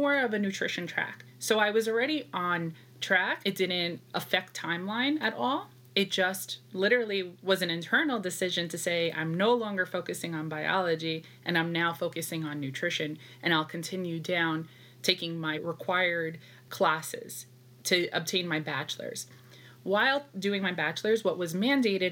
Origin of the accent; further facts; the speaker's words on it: New York City, New York, United States; I was born and raised in New York, specifically Brooklyn